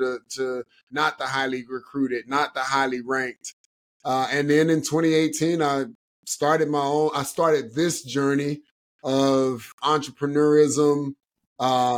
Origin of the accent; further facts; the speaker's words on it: Cleveland, Ohio, United States; moved away as an adult; I'm born and raised in Cleveland, Ohio, grew up playing all sports